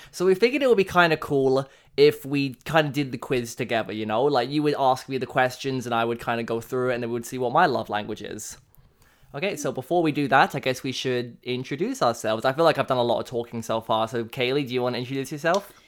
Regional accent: England, United Kingdom; now in Canada; I was born in England

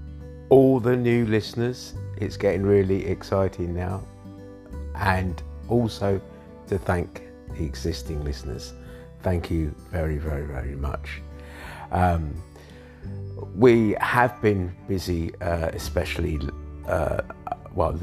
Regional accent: London, United Kingdom; I was born in London as well.

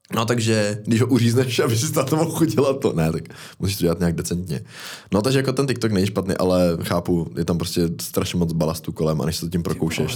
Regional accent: Most, Ústí nad Labem Region, Czechia; u nás v Mostě

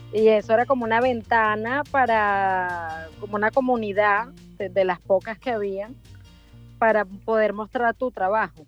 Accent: Venezuela; moved away as an adult; also born or lived in Buenos Aires, Argentina; now in Miami, United States; soy venezolana, vivo en Miami desde hace 15 años

